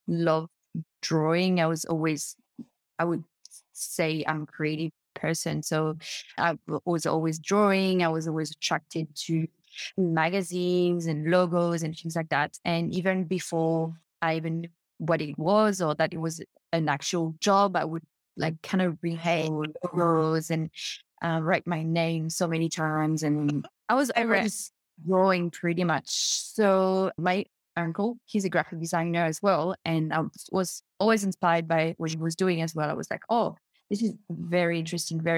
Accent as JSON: {"language": "English", "country": "New Caledonia", "tie": "born or raised there", "accent": "French", "moved": "yes", "lives_now": "Gold Coast, Australia", "said": "I'm French. I was born in New Caledonia and I live in Australia."}